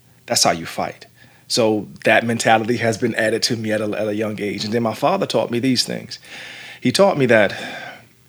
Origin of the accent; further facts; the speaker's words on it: Jacksonville, Florida, United States; growing up in the neighborhood that I grew up in Jacksonville, Florida